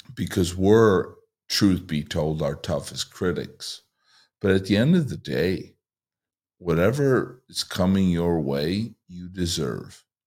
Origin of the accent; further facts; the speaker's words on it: Chicago, Illinois, United States; moved away as an adult; now in Southern California, United States; I moved here from Chicago for a year and a half ago, where I lived in a one-mile radius basically my entire life.